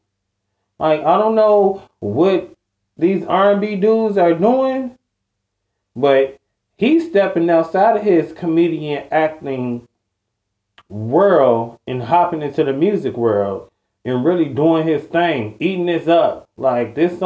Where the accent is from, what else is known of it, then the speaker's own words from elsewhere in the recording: Chicago, Illinois, United States; I'm from Chicago, quote unquote